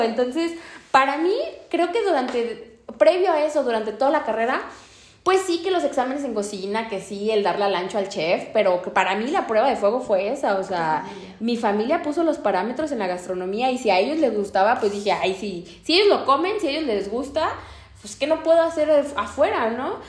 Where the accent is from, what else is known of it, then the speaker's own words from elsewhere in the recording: Guadalajara, Jalisco, Mexico; yo nací en la Perla Tapatía